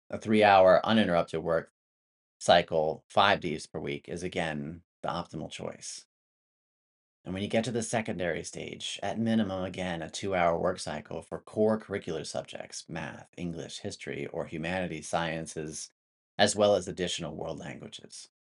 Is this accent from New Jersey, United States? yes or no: yes; New Jersey, United States; I was born in New Jersey, and I attended my first Montessori school at the age of two